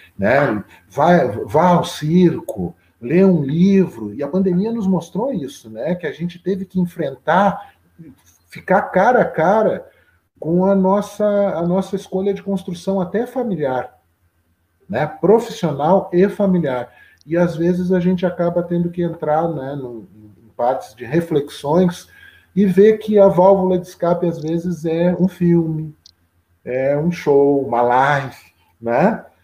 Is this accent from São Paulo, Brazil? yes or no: no; Pelotas, Rio Grande do Sul, Brazil; also born or lived in Lavras do Sul / Porto Alegre; Eu sou de Lavras do Sul, Terra Buena, de Lavras do Sul, mas eu, eu vim para Pelotas, eu tinha seis anos de idade